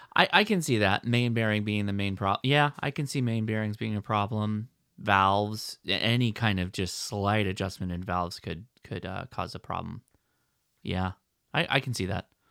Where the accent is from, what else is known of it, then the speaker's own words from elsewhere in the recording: United States; me as an American